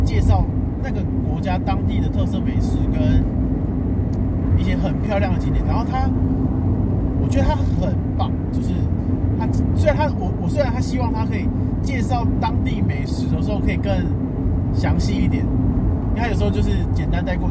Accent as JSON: {"language": "Chinese", "region": "Pingtung County", "country": "Taiwan", "said": "我屏东人嘛"}